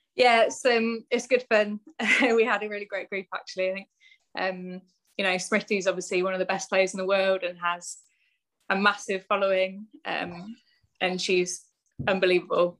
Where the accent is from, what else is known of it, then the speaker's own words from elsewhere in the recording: Bristol, South West England, United Kingdom; I'm from Bristol anyway. I'm from the West Country.